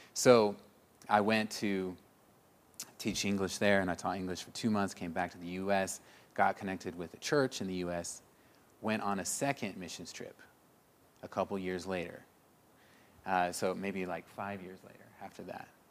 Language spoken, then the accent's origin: English; Springfield, Missouri, United States; I'm from Missouri, Springfield